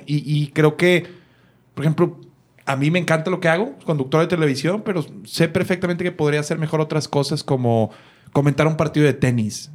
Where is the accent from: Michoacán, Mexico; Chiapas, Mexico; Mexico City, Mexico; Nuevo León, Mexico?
Nuevo León, Mexico; Monterrey; yo recuerdo ya como regio